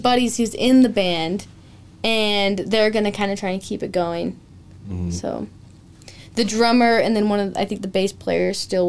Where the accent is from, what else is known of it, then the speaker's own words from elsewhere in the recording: Pocatello, Idaho, United States; also born or lived in Los Angeles; I'm from Pocatello